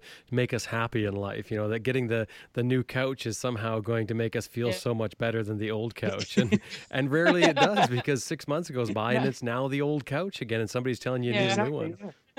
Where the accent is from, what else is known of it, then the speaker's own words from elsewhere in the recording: England, United Kingdom; we're from England.